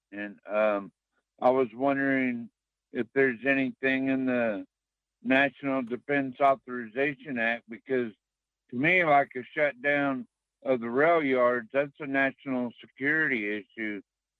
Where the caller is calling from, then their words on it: Casilla, United States; Calling from Casilla.